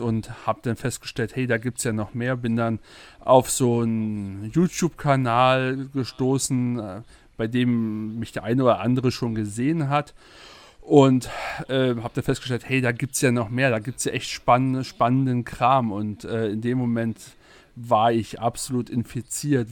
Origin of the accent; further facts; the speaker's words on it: Berlin, Germany; Ich komme aus Berlin. Das hört man wahrscheinlich.